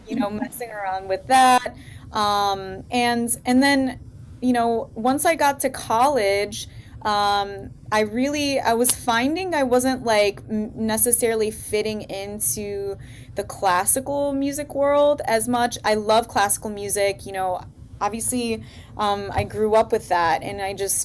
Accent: Detroit, Michigan, United States; I am from Detroit

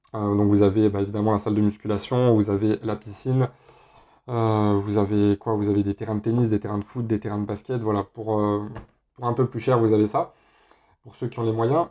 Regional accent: Grenoble, Auvergne-Rhône-Alpes, France; now in Spain; moi, je suis pas de la région parisienne, je suis de Grenoble

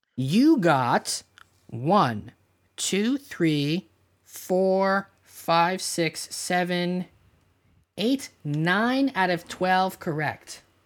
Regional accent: Canada; we're Canadian

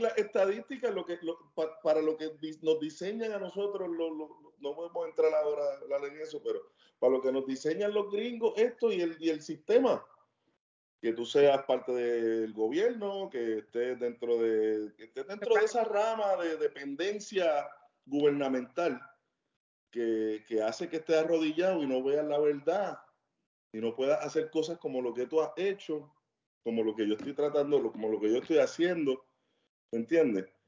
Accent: Cagua, Aragua, Venezuela; moved away; la mayoría de las personas con las que yo me crié, especialmente en Cagua

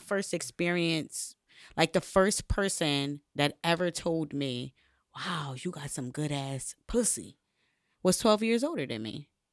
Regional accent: Bridgeport, Connecticut, United States; I grew up in Connecticut, Bridgeport, Connecticut

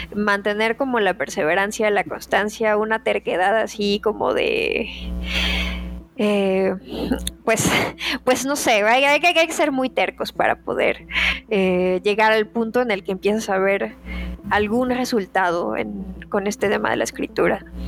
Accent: Guadalajara, Jalisco, Mexico; soy de Guadalajara, vivo en Guadalajara.

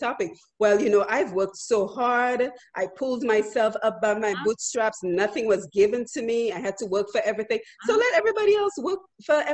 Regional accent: Dominica; moved away; you and I came from Dominica, which is a relatively poor country

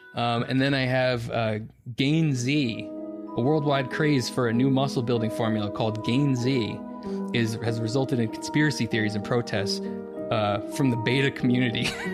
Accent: Bound Brook, New Jersey, United States; I grew up in Bound Brook, and the neighborhood in Bound Brook, just one street off of Main Street, it's all just residential.

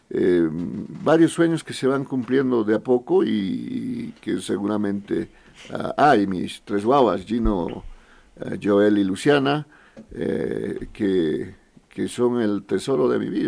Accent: Potosí, Bolivia; now in La Paz, Bolivia; Em, nací en Potosí, en la ciudad de Potosí. Estudié hasta nivel medio, poco más en Potosí, en Villazón, en más lugares porque mi padre, por el tema de trabajo de mi padre, eh, ya me vine a La Paz a culminar estudios universitarios

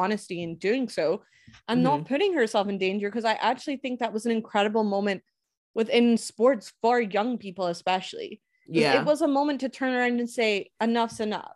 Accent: Scotland, United Kingdom; as a Scot

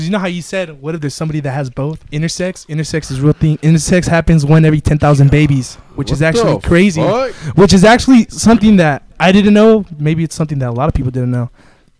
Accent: Victorville, California, United States; I'm from the Ville.

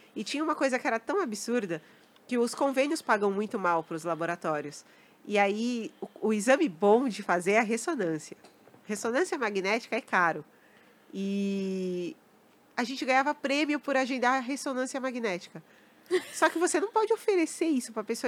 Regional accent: São Paulo, Brazil; cresci ali, né, na, na Santa Cecília, aquela região. cresci ali

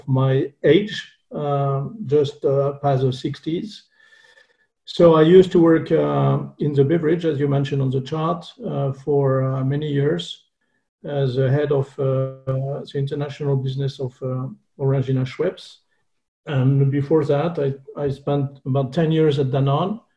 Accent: France; accent: French; English is a second language; As you can hear with my terrible French accent, I'm from this beautiful country.

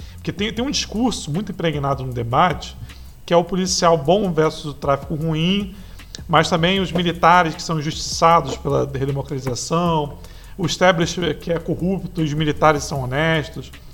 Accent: Rio de Janeiro, Brazil; Eu sou do Rio

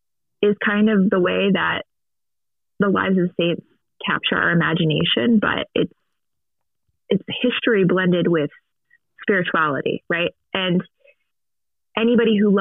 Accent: Maryland, United States; I was born and raised Catholic in a Catholic home, in a Catholic community and parish in Maryland. I grew up there

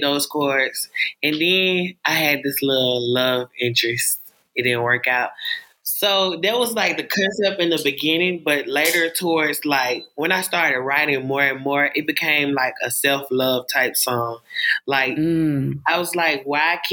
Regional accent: Alabama, United States; I'm an upcoming artist. I'm from Alabama

